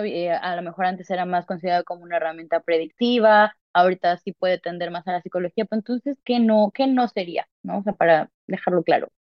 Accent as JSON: {"language": "Spanish", "country": "Mexico", "tie": "born or raised there", "moved": "yes", "said": "yo nací en México"}